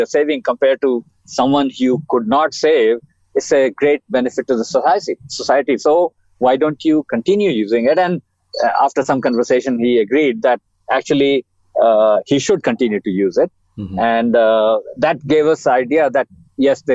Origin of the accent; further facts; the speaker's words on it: India; moved away as an adult; also born or lived in Australia / Canada / United States; I was born in India.